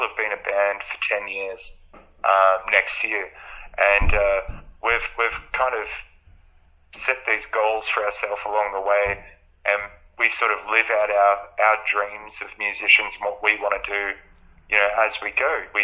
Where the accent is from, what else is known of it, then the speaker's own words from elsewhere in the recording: Albury-Wodonga, Australia; we are from Albury Wodonga